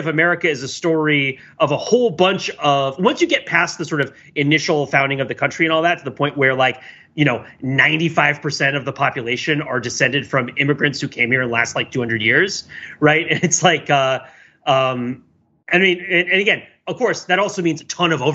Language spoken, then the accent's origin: English; New Jersey, United States; growing up in New Jersey